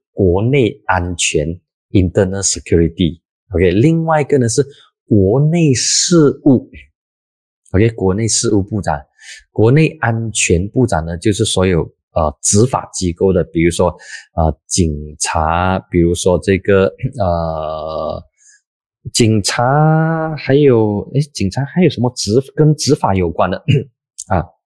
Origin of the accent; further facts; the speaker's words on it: Penang, Malaysia; 大部分的槟城人，我老家的这些朋友